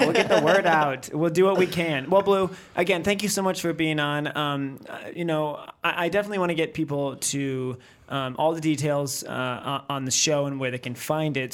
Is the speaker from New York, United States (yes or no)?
yes; near Kenmore, New York, United States; I grew up right there. I grew up ten minutes from that place